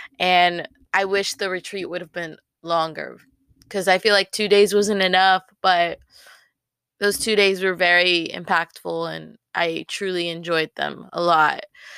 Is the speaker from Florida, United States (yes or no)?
no; Texas, United States; Like, we're like from North Texas.